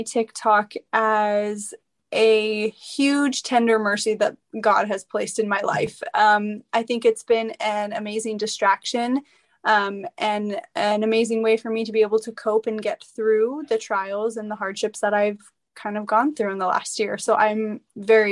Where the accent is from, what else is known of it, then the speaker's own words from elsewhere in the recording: Portland, Oregon, United States; also born or lived in Utah; I'm from Portland, Oregon. I grew up in, you know, the City of Roses and, graduated high school here